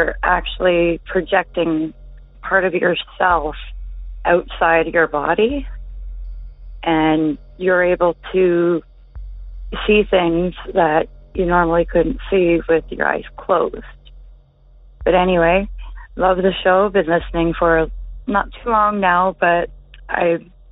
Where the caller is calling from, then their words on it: Ontario, Canada; I'm calling from Ontario, Canada.